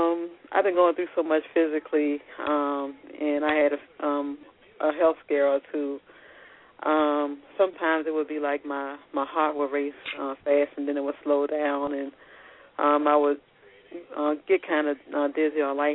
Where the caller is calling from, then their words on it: Virginia, United States; I'm from Virginia.